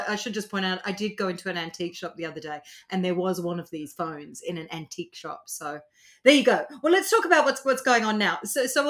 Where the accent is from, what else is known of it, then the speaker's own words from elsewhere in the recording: Cape Town, Western Cape, South Africa; I grew up in Cape Town in South Africa, and I remember in our house, we had a gorgeous house in Pinelands in Cape Town